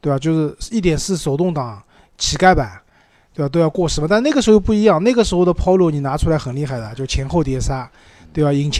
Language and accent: Chinese; China; 我们中国人买车也不喜欢特别小的车子